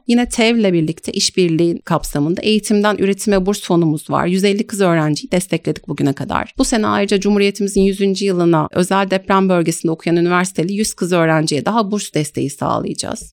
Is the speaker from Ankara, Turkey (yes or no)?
yes; Ankara, Turkey; also born or lived in Canterbury, United Kingdom; now in Istanbul, Turkey; Ankara doğumluyum.